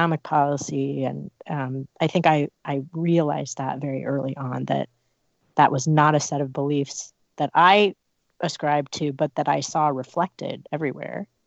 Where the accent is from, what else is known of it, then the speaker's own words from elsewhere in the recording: San Francisco, California, United States; also born or lived in South Bay; I was raised in the South Bay, actually between the South Bay and San Francisco. My mom moved to San Francisco when I was very young.